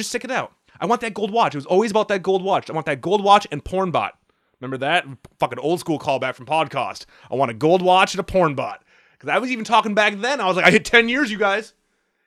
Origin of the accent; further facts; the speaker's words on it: United States; I'm an American